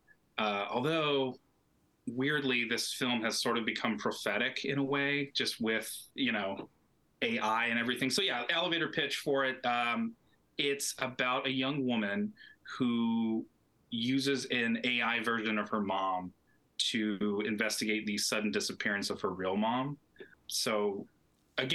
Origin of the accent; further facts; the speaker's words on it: Tucson, Arizona, United States; moved away as an adult; now in Los Angeles, United States; I'm originally from Tucson, Arizona, and currently LA-based